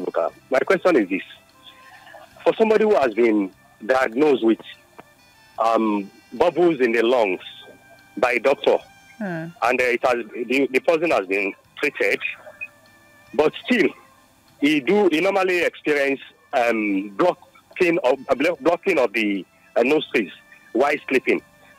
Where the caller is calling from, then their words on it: Alakuko, Lagos, Nigeria; I'm calling from Alakoko, Lagos State.